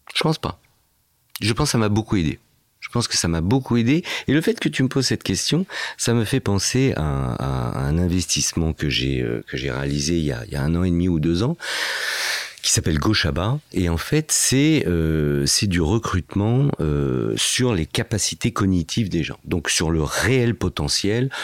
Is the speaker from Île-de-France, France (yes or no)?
yes; Fontenay-sous-Bois, Île-de-France, France; also born or lived in Casablanca, Morocco; j'ai grandi réellement à Fontenay-sous-Bois, voilà, dans le 94.